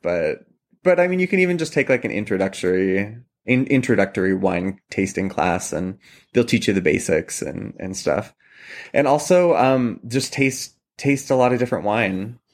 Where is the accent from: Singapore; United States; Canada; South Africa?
United States; Columbia Valley, Washington; moved away as an adult; also born or lived in New York City; now in Pittsburgh, United States; I mentioned I'm from Washington State originally, and I grew up in the Columbia Valley, which is a big wine region.